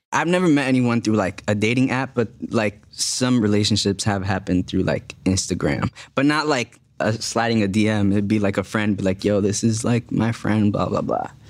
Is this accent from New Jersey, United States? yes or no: yes; Jersey City, New Jersey, United States; moved away as an adult; also born or lived in Dominican Republic; now in Los Angeles, United States; I grew up in Jersey City, which was like voted as like the most diverse city in America